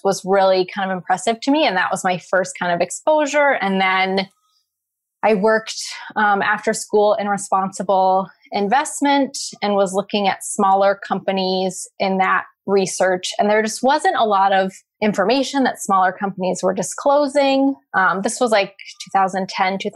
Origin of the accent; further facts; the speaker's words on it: Pacific Northwest, United States; I grew up in the Pacific Northwest